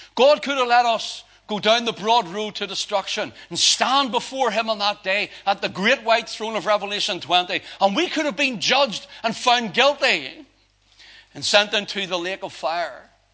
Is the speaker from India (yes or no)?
no; Belfast, Northern Ireland, United Kingdom; I grew up down in Belfast